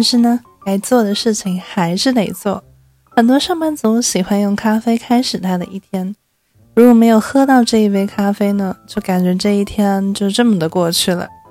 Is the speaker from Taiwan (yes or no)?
yes; Taipei, Taiwan; 一个土生土长却常常被误认为是不会讲中文的台北人